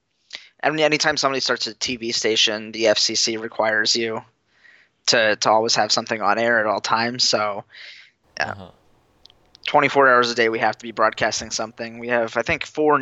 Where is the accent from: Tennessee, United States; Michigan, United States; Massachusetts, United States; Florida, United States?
Florida, United States; moved away as an adult; now in Fargo, United States; I'm from Florida